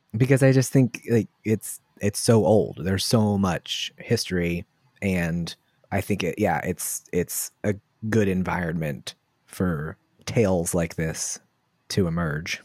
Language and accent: English; Waldorf, Maryland, United States; I grew up in Waldorf, Maryland